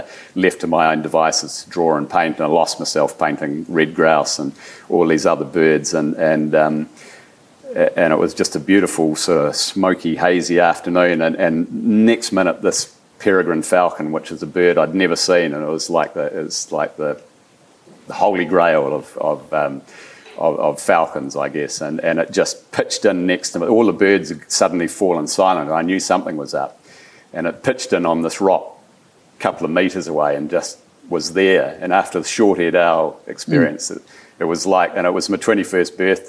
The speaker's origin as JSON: {"language": "English", "country": "New Zealand", "said": "being a Kiwi"}